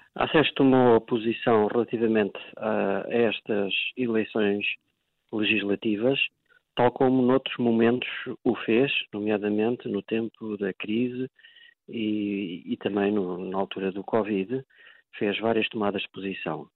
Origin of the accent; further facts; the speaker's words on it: Portugal; enquanto português